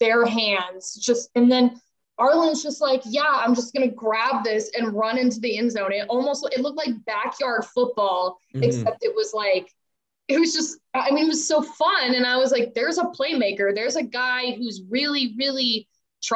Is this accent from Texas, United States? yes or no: yes; Texas, United States; I'm from Texas